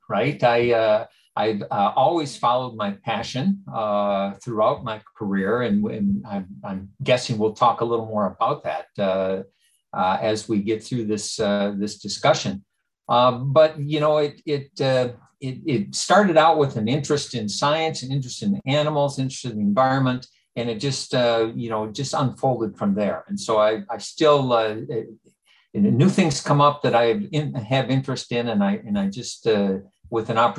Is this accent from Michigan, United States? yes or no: yes; Lower Peninsula of Michigan, United States; I grew up in the center of the Lower Peninsula of Michigan, in a rural community, a small town